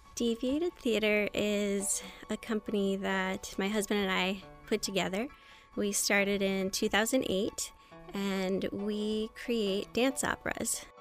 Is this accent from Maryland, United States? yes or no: yes; Anne Arundel County, Maryland, United States; also born or lived in New York; I grew up in Anne Arundel County, Maryland.